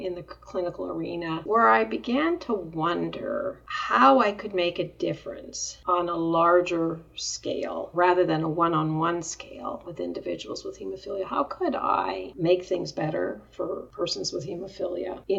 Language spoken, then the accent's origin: English; Montreal, Quebec, Canada; moved away as an adult; also born or lived in Denver, Colorado; I was born in Canada, in Montreal, I actually went to Denver